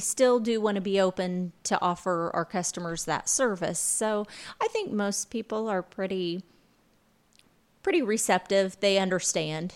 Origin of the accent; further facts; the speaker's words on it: Lawrenceville, Illinois, United States; now in Vincennes, United States; I'm originally from, uh, Lawrenceville